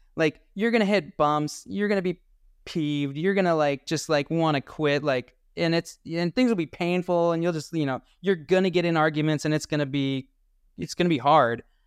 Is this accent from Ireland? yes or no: no; Colorado, United States; I'm from Colorado